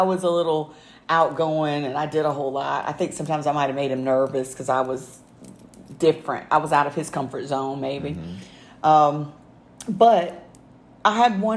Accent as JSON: {"language": "English", "region": "the South", "country": "United States", "tie": "born or raised there", "said": "I was from the South, a small rural town, we didn't have that much diversity"}